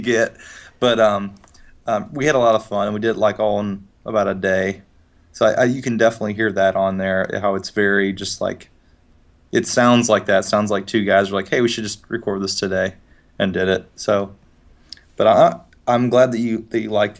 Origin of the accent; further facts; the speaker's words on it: Highland, Illinois, United States; also born or lived in Lebanon, Illinois; I grew up in a town called Highland, Illinois